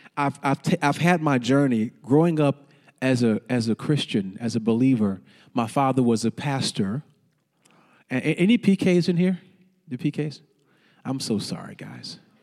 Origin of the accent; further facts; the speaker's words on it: St. Louis, Missouri, United States; also born or lived in Fort Worth, Texas; now in Dallas, United States; I grew up in Missouri